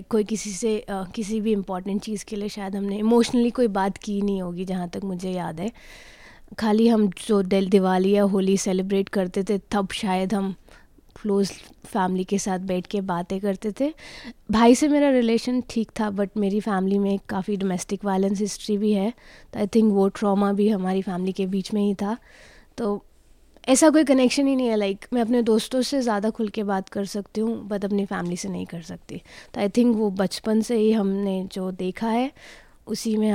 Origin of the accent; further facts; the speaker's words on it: Hyderabad, Telangana, India; born there; मेरा जन्म हैदराबाद में हुआ था पापा आर्मी में थे तो हम काफ़ी शहरों में रह के आए थे